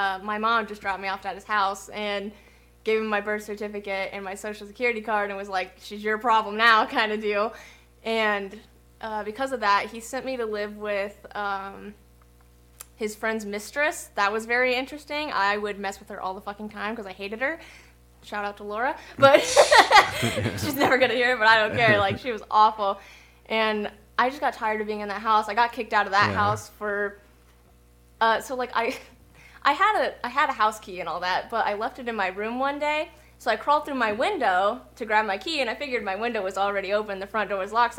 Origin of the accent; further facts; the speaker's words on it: Lebanon, United States; also born or lived in Memphis, Tennessee; I went to that school in Lebanon, my hometown, for 3 months